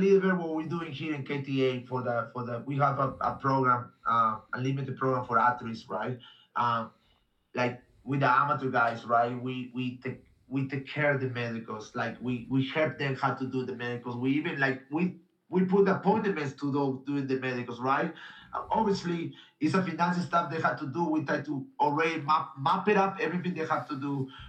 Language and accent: English; Japan; English is a second language; Like, I tried, I come from Japan and I was doing jiu-jitsu.